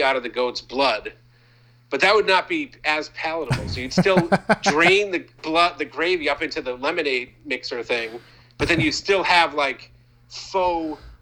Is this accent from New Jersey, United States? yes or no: no; Maine, United States; moved away; I'm from Maine